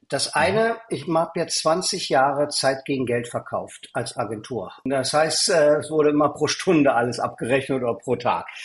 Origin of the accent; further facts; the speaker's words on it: East Berlin, Berlin, Germany; born there; moved away as an adult; bin geboren in Ostberlin und bin aus der DDR geflohen mit damals 19 Jahren.